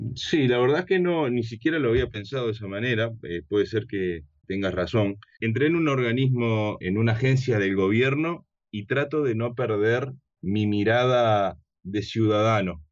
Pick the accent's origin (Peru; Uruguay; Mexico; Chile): Uruguay; yo soy de Uruguay, vivo en Montevideo